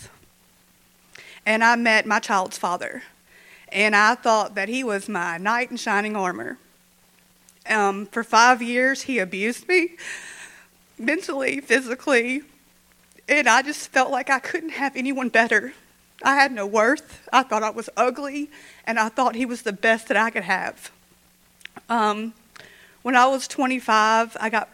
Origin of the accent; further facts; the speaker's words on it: Shreveport, Louisiana, United States; now in Minden, United States; I'm originally from Shreveport